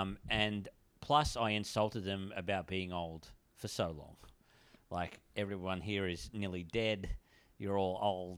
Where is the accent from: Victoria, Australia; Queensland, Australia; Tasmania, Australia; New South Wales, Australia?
Queensland, Australia; Ipswich; Yeah, I'm from Ipswich.